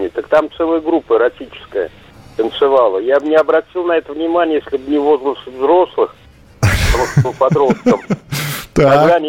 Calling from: Pyatigorsk, Stavropol Krai, Russia; Миша, я из Пятигорска.

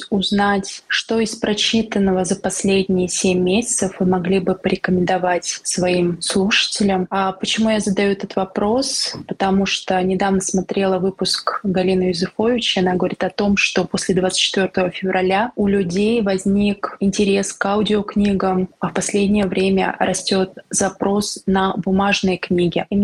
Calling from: Saint Petersburg, Russia; Добрый день … я из Санкт-Петербурга

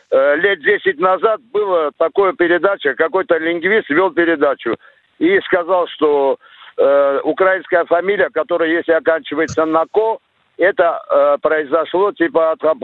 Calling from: Chelyabinsk, Chelyabinsk Oblast, Russia; Э, я это, из Челябинска, бывший работник телевидения.

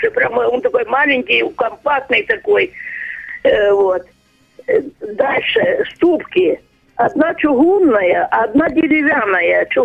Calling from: Crimea, Ukraine; Я звоню из Крыма.

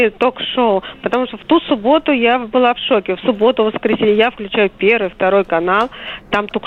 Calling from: Moscow, Russia; я из Москвы.

